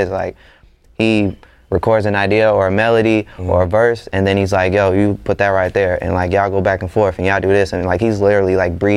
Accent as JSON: {"language": "English", "town": "Atlanta", "region": "Georgia", "country": "United States", "tie": "born or raised there", "said": "growing up in Atlanta"}